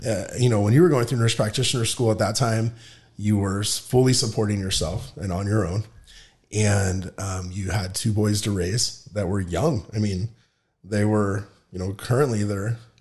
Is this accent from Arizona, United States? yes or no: yes; Palo Verde, Arizona, United States; I grew up in Palo Verde